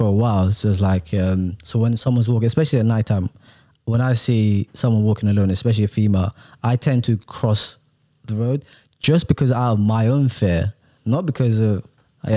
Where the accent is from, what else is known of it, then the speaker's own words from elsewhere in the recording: London, United Kingdom; English is a second language; I'm quite a fast walker because I'm from London